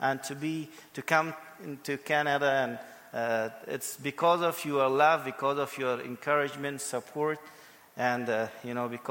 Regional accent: Afghanistan; moved away as an adult; also born or lived in Pakistan / India; I'm from Afghanistan. And so to make it short, I was born in Afghanistan

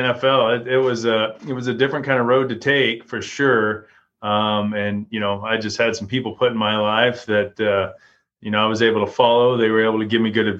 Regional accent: Florida, United States; also born or lived in Texas; I was born in Florida, moved to Texas for a while, started playing football and played football all the way through junior high there in Texas and stuff. And then when I got to high school, we moved back to Florida

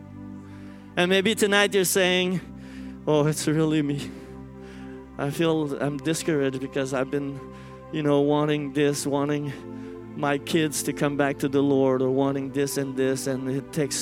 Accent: Montreal, Quebec, Canada; English is a second language; moved away as an adult; now in Australia; I come from Montreal

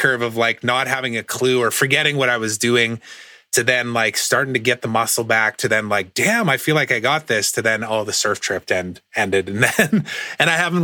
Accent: Saskatchewan, Canada; moved away; I grew up in Saskatchewan

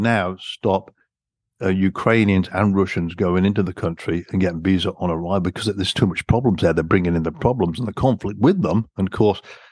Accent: England, United Kingdom; accent: British; moved away; I'm a Brit, you can tell from my accent, but being born and raised there

